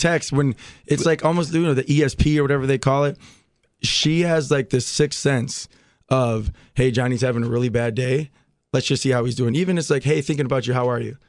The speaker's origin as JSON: {"language": "English", "town": "Milwaukee", "region": "Wisconsin", "country": "United States", "tie": "born or raised there", "said": "So I grew up in Milwaukee."}